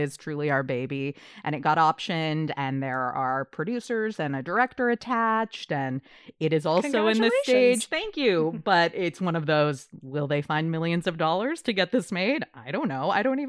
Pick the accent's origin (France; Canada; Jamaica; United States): Canada; Hello, Canada. I'm also Canadian. I don't know why I said that like an outsider. I'm half Canadian, half American.